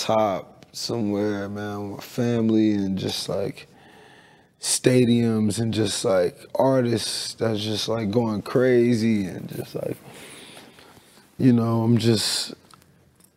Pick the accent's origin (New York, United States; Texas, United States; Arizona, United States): Texas, United States; Missouri City; I grew up in Missouri City, Texas